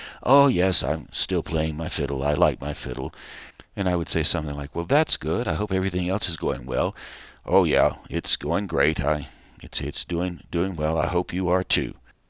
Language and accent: English; Chuckie, Tennessee, United States; growing up in Chuckie, Tennessee, around where all our family came from, was just great in the summertime.